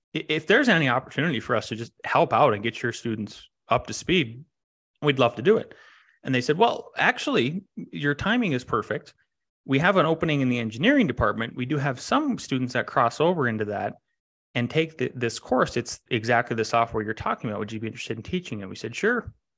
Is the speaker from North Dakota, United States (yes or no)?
yes; Northwest North Dakota, United States; now in Colorado, United States; I grew up in Northwest North Dakota, which is a very rural part of the country